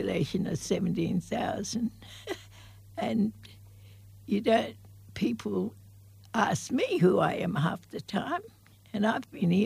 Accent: Broome, Western Australia, Australia; I was born here in Broome when I was born, because in those days we were a community.

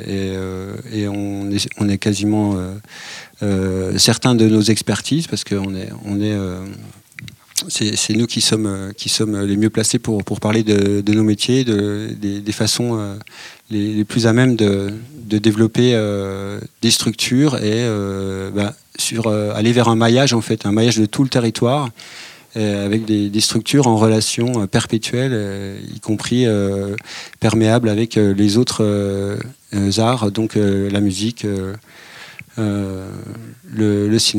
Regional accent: Pontarlier, Bourgogne-Franche-Comté, France; je suis un enfant du ciné-club de Pontarlier.

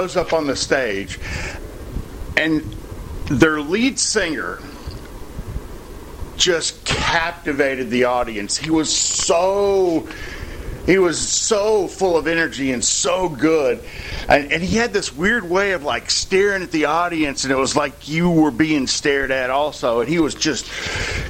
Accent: near Paducah, Kentucky, United States; Paducah, near my hometown

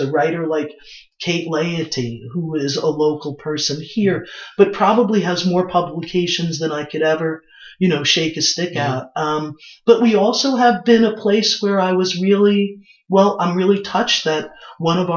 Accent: New York City, New York, United States; I was born in Brooklyn

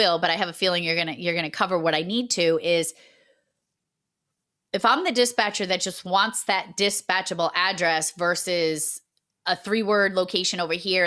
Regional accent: Massachusetts, United States; accent: Massachusetts; my Massachusetts accent just launched right out of my mouth

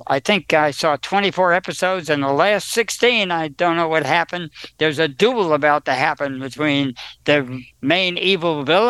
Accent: New Jersey, United States; I know about 20 by observation, but I'm from New Jersey. I got an excuse.

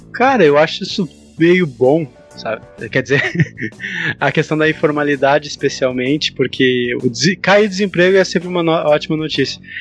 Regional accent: Porto Alegre, Rio Grande do Sul, Brazil; Eu sou de Porto Alegre

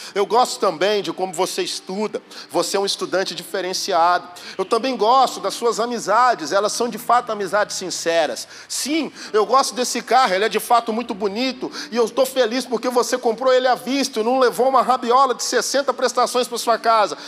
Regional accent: Belo Horizonte, Minas Gerais, Brazil; sou de Belo Horizonte

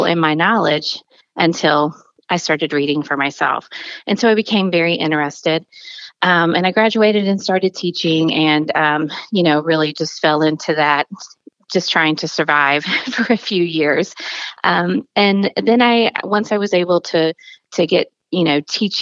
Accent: the South, United States; now in Missouri, United States; I grew up in the South

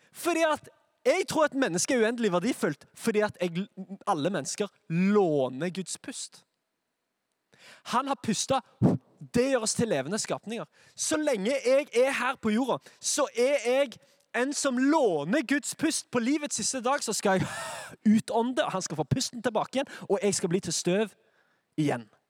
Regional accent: Sandnes, Rogaland, Norway; Jeg er fra Sandnes.

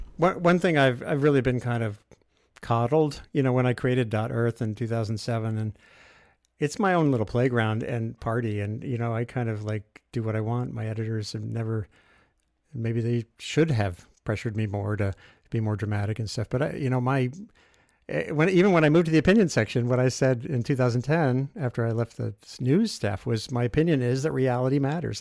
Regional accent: Rhode Island, United States; I grew up in Rhode Island

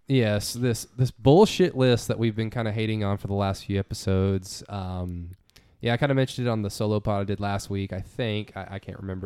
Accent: United States; we're from America

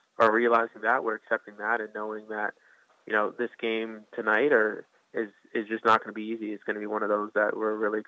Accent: Alexandria, Virginia, United States; I'm from Alexandria originally

